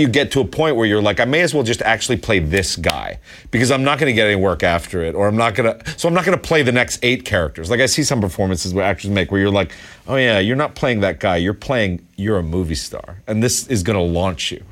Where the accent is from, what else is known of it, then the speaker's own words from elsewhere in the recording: Westchester County, New York, United States; also born or lived in East Village, New York City; I came from Westchester County.